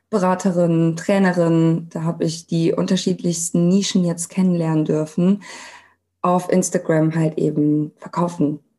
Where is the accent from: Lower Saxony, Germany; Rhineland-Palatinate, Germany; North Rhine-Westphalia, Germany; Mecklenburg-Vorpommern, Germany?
North Rhine-Westphalia, Germany; Cologne; genau, ein Name, den man gut aussprechen kann. Und ich komme aus Köln, ich bin 33